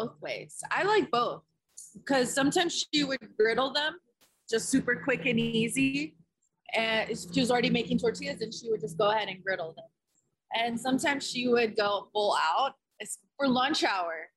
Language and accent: English; Dalton, Georgia, United States; also born or lived in California; now in Atlanta, United States; I've been raised in Northwest Georgia since I was 8 years old. I was born in California